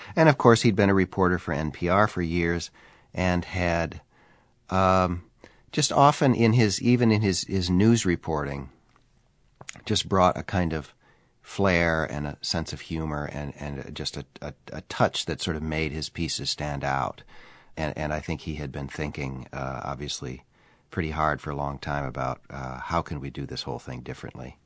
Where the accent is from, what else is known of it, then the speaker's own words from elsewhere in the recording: Minnesota, United States; I was three years old, uh, and growing up in Minnesota in nineteen sixty-four